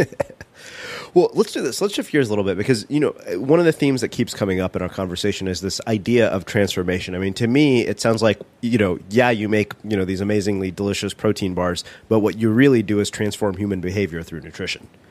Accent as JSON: {"language": "English", "country": "India", "said": "being Indian"}